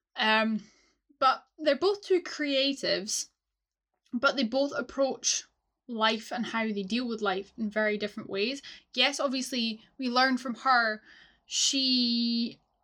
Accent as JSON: {"language": "English", "region": "Scotland", "country": "United Kingdom", "said": "as a Scot"}